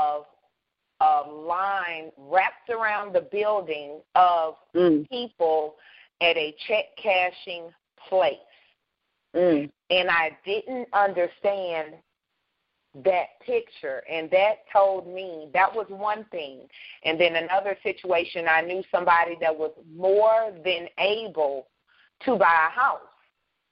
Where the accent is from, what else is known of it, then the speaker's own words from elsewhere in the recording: Baton Rouge, Louisiana, United States; moved away; my hometown, Baton Rouge, Louisiana